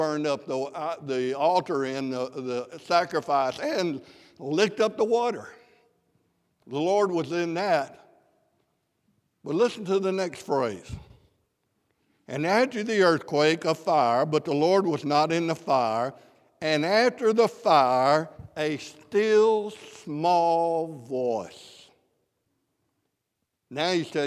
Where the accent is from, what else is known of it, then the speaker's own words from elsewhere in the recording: South Mississippi, United States; I'm from South Mississippi